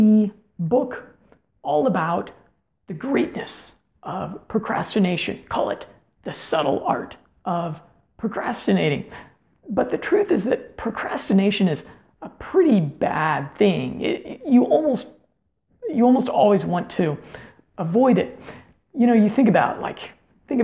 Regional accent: United States; also born or lived in Colombia; to live there as an American guy

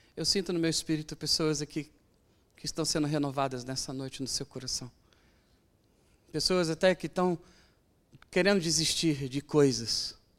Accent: Brazil; Eu sou brasileiro

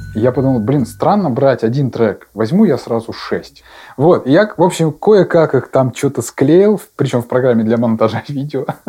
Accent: Yaroslavl, Yaroslavl Oblast, Russia; Я родился в Ярославле

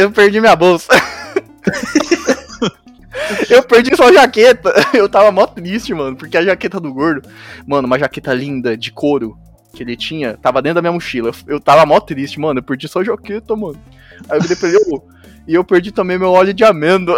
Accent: Araçatuba, São Paulo, Brazil; eu sou aqui de Aracatuba

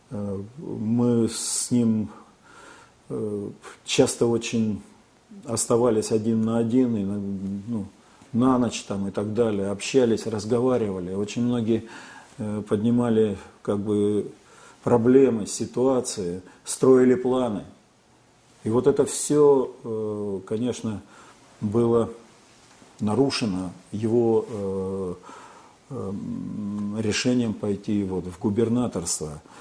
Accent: Barnaul, Altai Krai, Russia; Ну, я коренной алтаец, родился, вырос в городе Барнауле

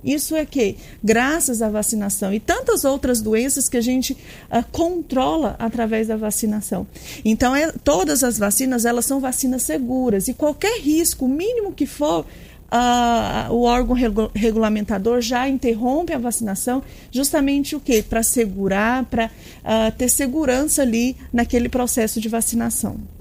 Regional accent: Piranhas, Alagoas, Brazil; Dani Edson e, eu, nós somos de Piranhas

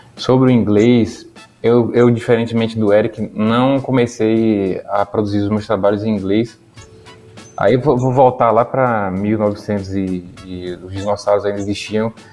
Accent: Brazil; accent: Brazilian; moved away as an adult; now in Portugal; pelo sotaque, iam saber que eu sou brasileiro

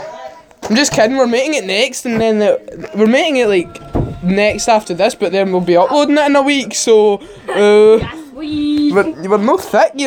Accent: Scotland, United Kingdom; we're all Scottish

